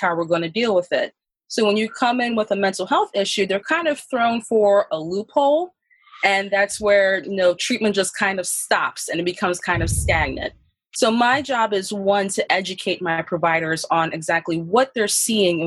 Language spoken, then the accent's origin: English; Philadelphia, Pennsylvania, United States; I was born and raised in North Philadelphia